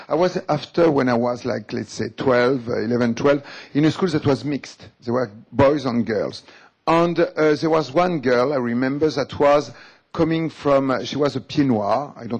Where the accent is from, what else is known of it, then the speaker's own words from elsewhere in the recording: Algeria; English is a second language; So what I say, I come also from Algeria and I am like you, you know.